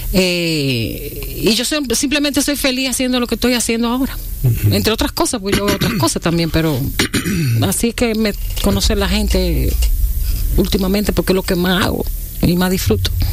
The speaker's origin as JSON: {"language": "Spanish", "region": "La Vega", "country": "Dominican Republic", "tie": "born or raised there", "said": "me crié en un pueblo, en La Vega."}